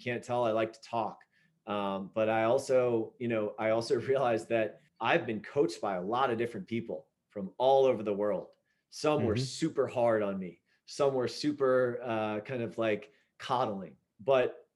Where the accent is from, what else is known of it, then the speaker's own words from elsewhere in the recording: Southern Virginia, United States; I grew up in Southern Virginia